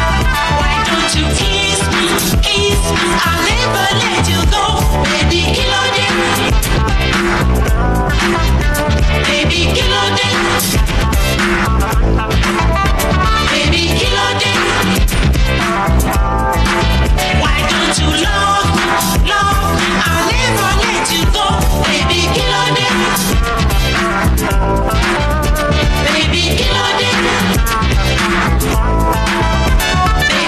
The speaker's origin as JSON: {"language": "English", "country": "Nigeria", "tie": "born or raised there", "moved": "yes", "said": "growing up in Nigeria"}